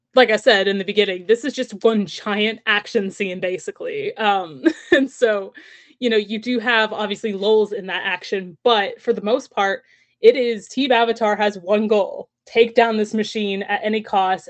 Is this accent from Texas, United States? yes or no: yes; Texas, United States; I grew up in Texas